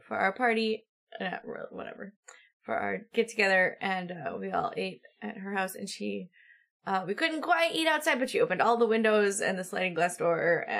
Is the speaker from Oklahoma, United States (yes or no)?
no; just outside of Chicago, Illinois, United States; I grew up just outside of Chicago, and we had well water